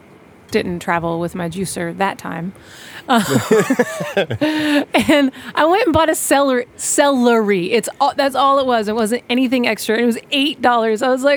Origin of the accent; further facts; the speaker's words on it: Johnson City, Tennessee, United States; moved away as an adult; also born or lived in New York City, United States; now in Johnson City, United States; I grew up in Johnson City